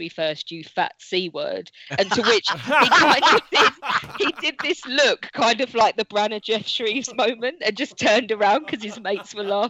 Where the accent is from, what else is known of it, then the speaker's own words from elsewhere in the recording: Sutton, London, United Kingdom; I was born and raised in Sutton. I lived on Gander Green Lane.